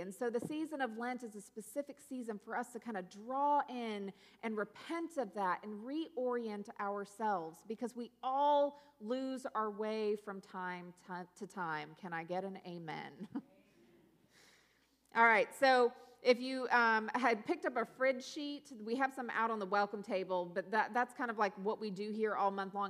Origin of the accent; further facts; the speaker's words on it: Pacific Northwest, United States; moved away; also born or lived in South Louisiana / North Carolina; I grew up in the Pacific Northwest